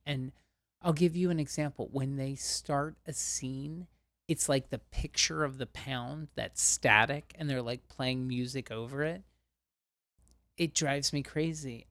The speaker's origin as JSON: {"language": "English", "region": "Ohio", "country": "United States", "tie": "born or raised there", "said": "I'm from Ohio and we have a bunch of amusement parks in Ohio"}